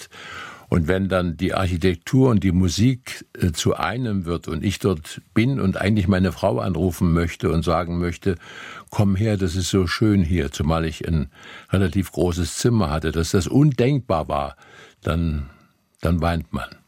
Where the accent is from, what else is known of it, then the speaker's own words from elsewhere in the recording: Gera district, Thuringia, Germany; now in Dresden, Germany; des Bezirks Gera, wo ich groß geworden bin